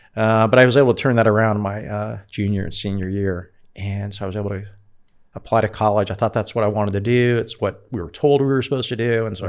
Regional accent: Oakland, California, United States; Well, I grew up in California, up in the Bay Area. Initially, we lived in Oakland, East Oakland, as a matter of fact

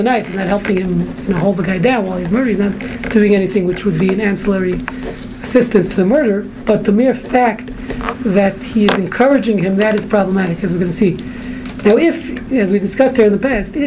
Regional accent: Brooklyn, New York, United States; I'm from Brooklyn

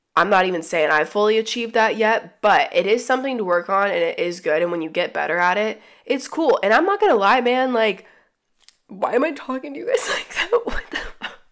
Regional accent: the South, United States; also born or lived in Atlanta; growing up in the South

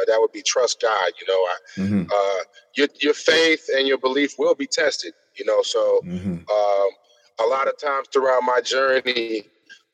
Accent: Bay Area, Northern California, United States; I grew up in California, Northern California, the Bay Area

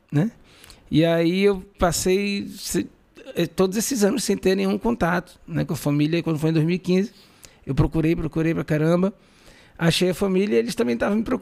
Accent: Belém, Pará, Brazil; porém, eu sou nascido e criado aqui.

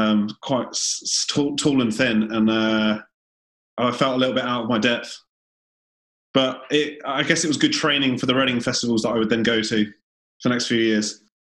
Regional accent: Guernsey; moved away; I was from Guernsey, so it was not too dissimilar in terms of there wasn't much live music.

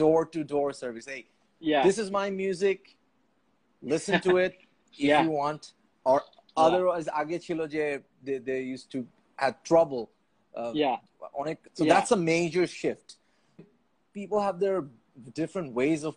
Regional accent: Dhaka, Dhaka Division, Bangladesh; I was born and raised in Puran Dhaka

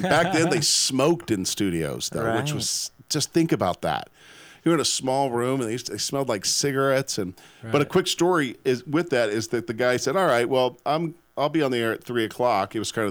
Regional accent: Omaha, Nebraska, United States; moved away as an adult; also born or lived in Syracuse, New York; now in Austin, United States; So cool, you guys were in my hometown.

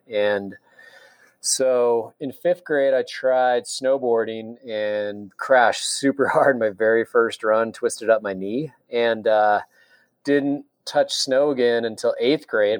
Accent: Salt Lake City, Utah, United States; I'm born and raised in Salt Lake and I grew up in the avenues.

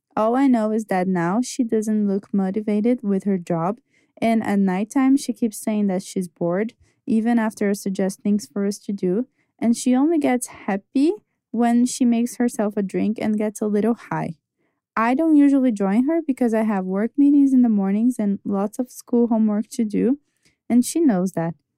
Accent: Brazil; I'm from Brazil

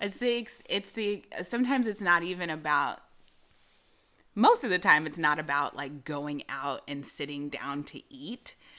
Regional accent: California, United States; I'm from California.

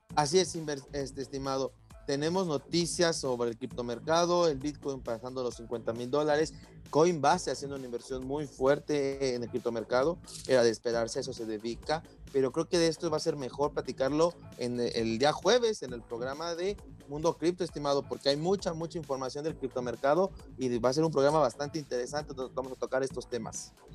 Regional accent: Mexico; nosotros como mexicanos

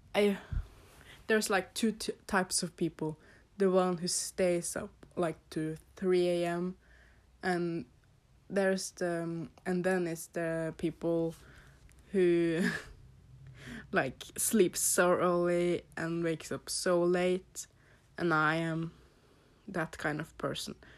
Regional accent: Norway; English is a second language; So you can probably hear that I have an accent. I am from Norway.

